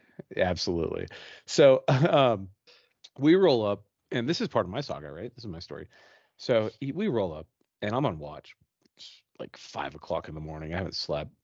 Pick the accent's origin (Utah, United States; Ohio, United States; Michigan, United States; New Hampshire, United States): Utah, United States; we're from Utah